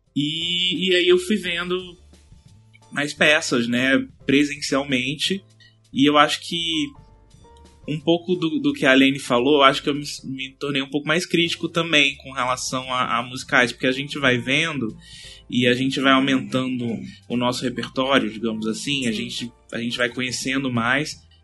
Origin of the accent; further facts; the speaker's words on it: Aracaju, Sergipe, Brazil; now in Rio de Janeiro, Brazil; eu moro no Rio mais ou menos há uns seis, sete anos. Então, é, antes disso, eu, eu sou de Aracaju, Sergipe